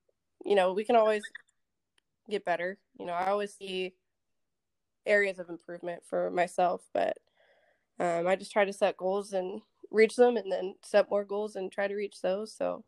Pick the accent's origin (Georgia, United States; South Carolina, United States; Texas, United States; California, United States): Texas, United States; Dallas; now in Okinawa, Japan; I'm from Texas originally. I'm currently in the Air Force over at Okinawa, Japan, on Kadena Air Base.